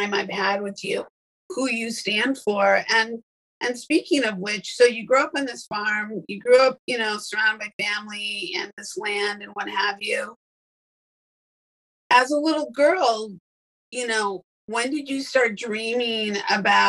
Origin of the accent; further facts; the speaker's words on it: Northern Illinois, United States; I grew up in Northern Illinois, where there was lots of farmland